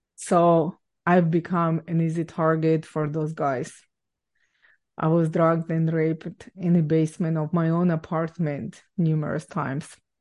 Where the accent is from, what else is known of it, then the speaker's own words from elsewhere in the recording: Ukraine; English is a second language; now in Canada; I was born and raised in Ukraine